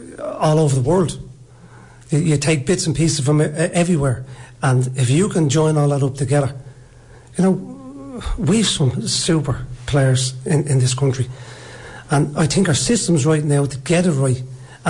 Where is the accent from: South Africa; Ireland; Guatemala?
Ireland; We're Irish.